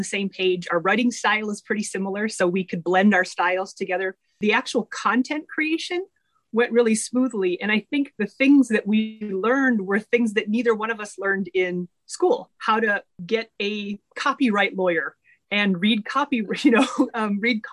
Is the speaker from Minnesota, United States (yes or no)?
yes; Minnesota, United States; moved away as an adult; also born or lived in Philadelphia area; I am originally from Minnesota and did my last little bit of training out in the Philadelphia area. And 10 years ago, I came back to Minnesota